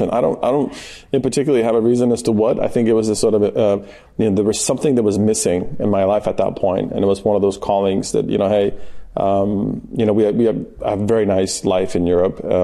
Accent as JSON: {"language": "English", "region": "California", "country": "United States", "tie": "born or raised there", "said": "And so for me, actually, you know, growing up in Southern California"}